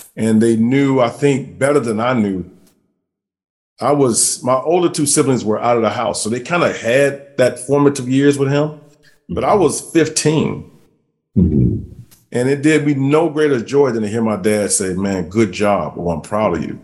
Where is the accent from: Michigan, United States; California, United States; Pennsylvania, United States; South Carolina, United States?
South Carolina, United States; Columbia; from South Carolina, I'm from Columbia